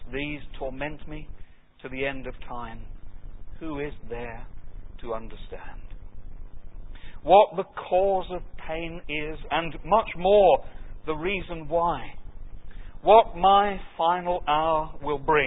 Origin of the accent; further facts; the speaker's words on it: the London area, United Kingdom; I grew up in the London area.